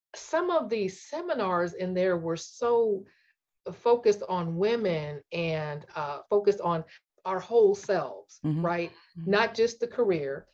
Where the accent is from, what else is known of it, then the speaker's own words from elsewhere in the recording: St. Louis, Missouri, United States; moved away as an adult; also born or lived in Texas; I grew up in St. Louis